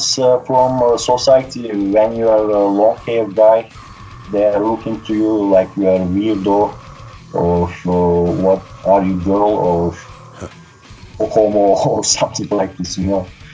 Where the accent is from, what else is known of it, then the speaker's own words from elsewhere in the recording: Turkey; English is a second language; In the 80s, it was, of course, difficult to find this kind of stuff. So I started to listen this kind of music when I was 12 years old first. We had a national TV channel in Turkey